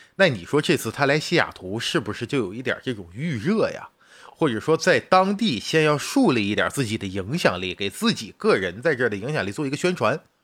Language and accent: Chinese; China; 作为一个远在大洋彼岸的，我们作为中国人